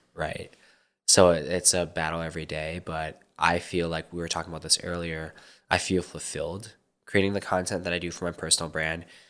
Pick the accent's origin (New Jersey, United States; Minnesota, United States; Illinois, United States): Minnesota, United States; moved away as an adult; now in Arizona, United States; I was born in Minnesota and just, you know, the usual immigrant kind of upbringing